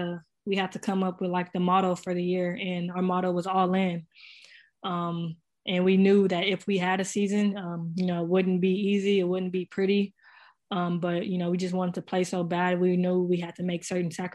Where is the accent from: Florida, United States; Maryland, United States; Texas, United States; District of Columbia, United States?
Texas, United States; San Antonio; the tournament was in my hometown